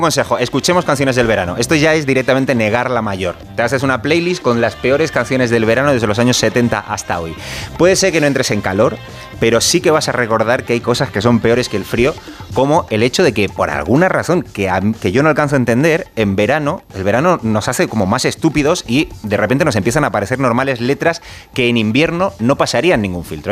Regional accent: Canary Islands, Spain; moved away; yo soy canario

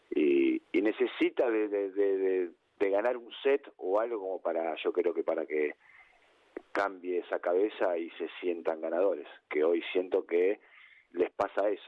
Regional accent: Argentina; En Argentina decimos que Boca es la mitad más

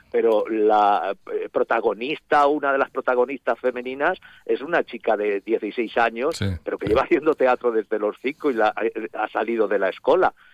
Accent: Alzira, Valencian Community, Spain; Entonces, a todos los sitios somos o los valencianos de Alcira

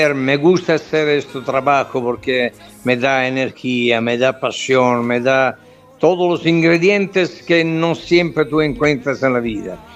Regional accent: Southern Italy, Italy; Spanish is a second language

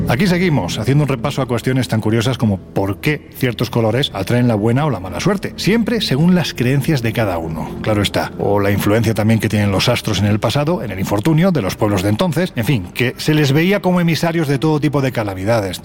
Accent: Andalusia, Spain; como andaluz

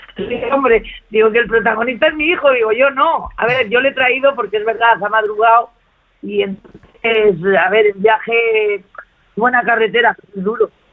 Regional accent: Burgos, Castile and León, Spain; mi tierra

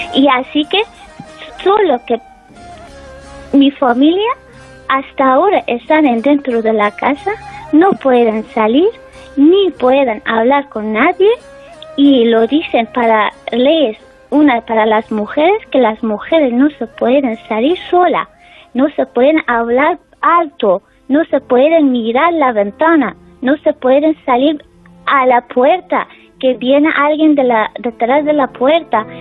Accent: Afghanistan; Spanish is a second language; now in Spain; está mi familia en mi país y estoy aquí

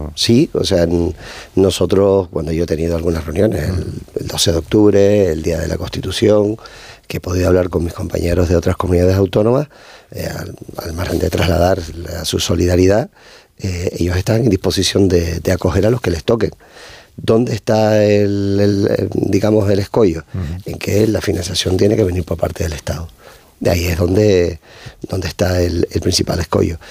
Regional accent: Canary Islands, Spain; siendo de Canarias

